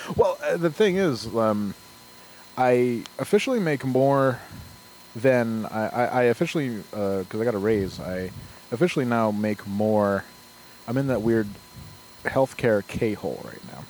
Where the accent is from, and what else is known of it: Glens Falls, New York, United States; born or raised there